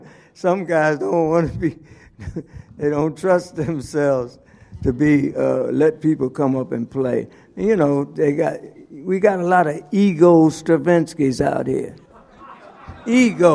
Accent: Philadelphia, Pennsylvania, United States; No, I was born in West Philly.

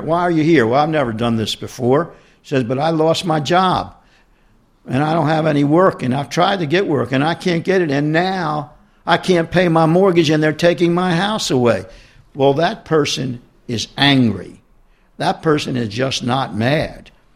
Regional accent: Baltimore, Maryland, United States; We grew up with Nancy in East Baltimore

